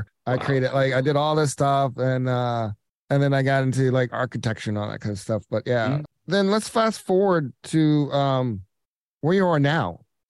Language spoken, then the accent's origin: English; Atlanta, Georgia, United States; We grew up in Atlanta together.